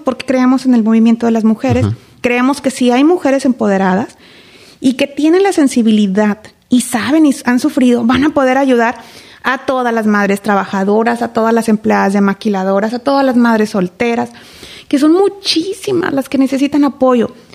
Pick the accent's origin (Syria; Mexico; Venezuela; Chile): Mexico; Reynosa, Tamaulipas; nací aquí en Reynosa, nací aquí en la clínica del Seguro Social. Estuve en tres escuelas primarias